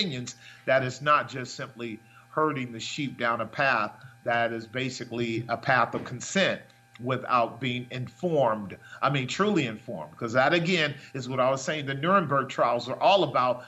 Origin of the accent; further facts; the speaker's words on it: United States; I'm an American